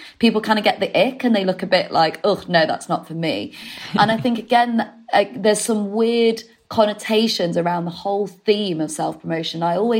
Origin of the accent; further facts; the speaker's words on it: Leeds, Yorkshire and the Humber, United Kingdom; also born or lived in Manchester; I'm from the north, if you can't detect. I'm from Leeds and I used to live in Manchester.